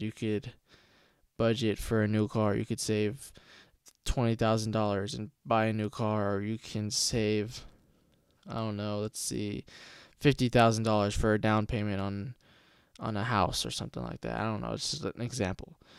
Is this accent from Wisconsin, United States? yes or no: no; Stockton, California, United States; now in Lodi, United States; I was born and raised in Stockton, California